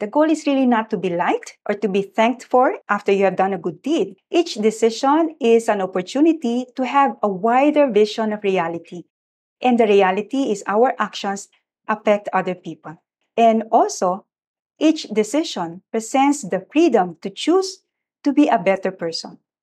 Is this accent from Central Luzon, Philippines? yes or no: yes; Malolos, Central Luzon, Philippines; moved away as an adult; I come from Malolos, which was not yet a city then, very rustic place. And in our house, we have a water pump